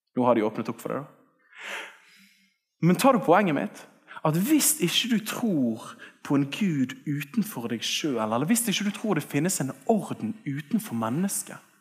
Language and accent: Norwegian; Bergen, Vestland, Norway; jeg vokste opp her oppe på Tertnes skole